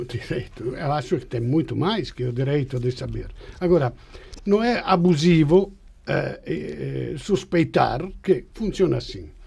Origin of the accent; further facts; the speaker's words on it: Italy; Portuguese is a second language; moved away; eu sou, sou italiano